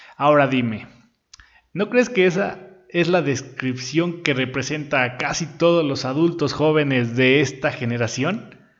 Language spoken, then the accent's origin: Spanish; Puebla, Mexico; aquí en Puebla, yo soy de Puebla